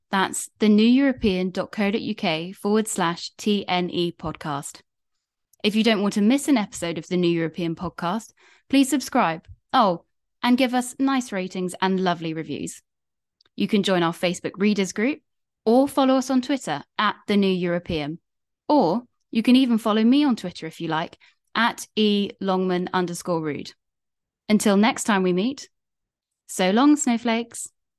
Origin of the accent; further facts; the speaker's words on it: United Kingdom; part of being British